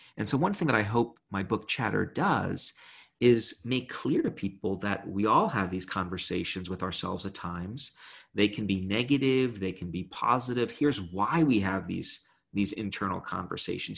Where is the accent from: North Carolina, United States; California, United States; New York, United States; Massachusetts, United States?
New York, United States; Brooklyn; I grew up in Brooklyn.